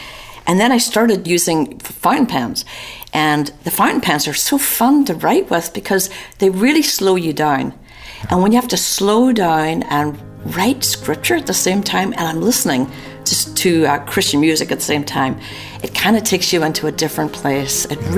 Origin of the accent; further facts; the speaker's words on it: Newry, Northern Ireland, United Kingdom; now in Atlanta, United States; From Northern Ireland. I was born in a little town called Newry in County Down.